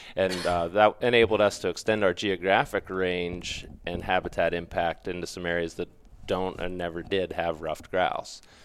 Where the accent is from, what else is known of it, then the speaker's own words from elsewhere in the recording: Pennsylvania, United States; moved away as an adult; also born or lived in Mississippi / Western North Carolina; I grew up in Pennsylvania.